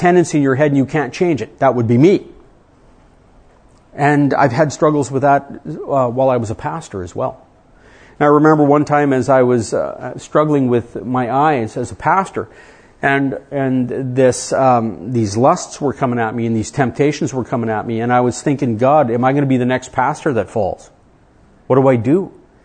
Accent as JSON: {"language": "English", "country": "Canada", "said": "I come from Canada, I married an American"}